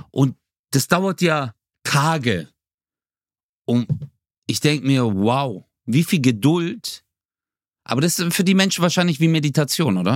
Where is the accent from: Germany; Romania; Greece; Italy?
Germany; Bro, ich bin Deutscher, Alter.